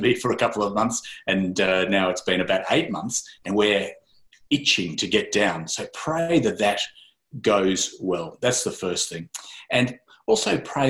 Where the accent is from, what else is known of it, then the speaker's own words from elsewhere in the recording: Sydney, New South Wales, Australia; now in Ireland; Originally from Sydney, Australia